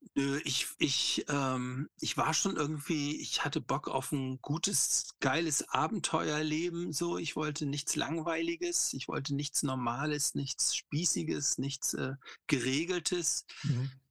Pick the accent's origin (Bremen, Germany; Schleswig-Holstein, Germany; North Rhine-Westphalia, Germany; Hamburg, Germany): Hamburg, Germany; Ich bin in Hamburg aufgewachsen, in so einem Vorort